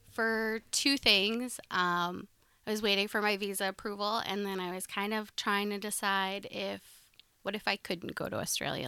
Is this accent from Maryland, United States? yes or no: no; Sioux Falls, South Dakota, United States; I grew up in Sioux Falls